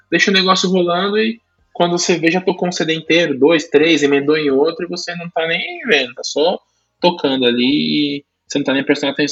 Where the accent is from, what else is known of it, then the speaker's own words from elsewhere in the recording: Brazil; a gente é brasileiro